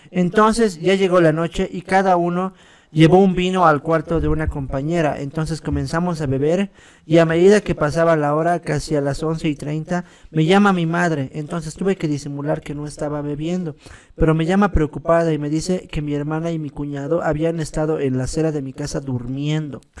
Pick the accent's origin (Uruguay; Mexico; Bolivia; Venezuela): Bolivia; La Paz; Para que entiendan mejor, soy de La Paz, pero estudio en la ESFM, es en un pueblito de Chuquisaca.